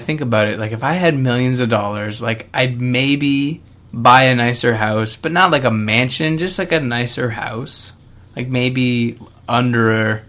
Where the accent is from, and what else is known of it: Canada